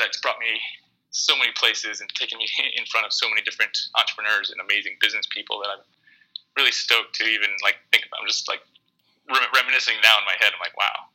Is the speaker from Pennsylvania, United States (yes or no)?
yes; Pennsylvania, United States; moved away as an adult; now in San Diego, United States; I'm from Pennsylvania